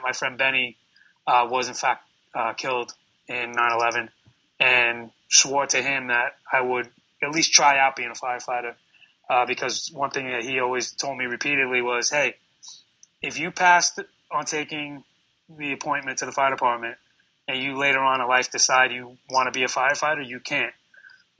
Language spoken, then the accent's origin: English; New York City, New York, United States; I'm born and raised in New York City. I'm here, you know, almost 42 years now.